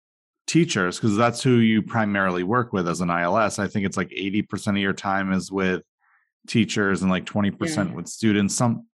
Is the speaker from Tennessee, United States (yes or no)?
no; Vermont, United States; now in Massachusetts, United States; I'm going to leave my hometown. And well, I did. So, so I'm in Massachusetts and not Vermont.